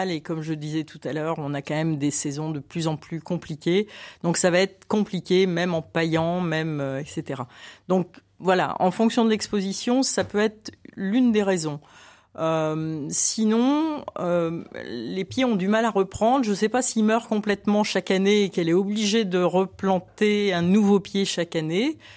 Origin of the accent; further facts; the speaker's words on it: Lille, Hauts-de-France, France; now in Lyon, France; je suis pas originaire de la région lyonnaise, je suis lilloise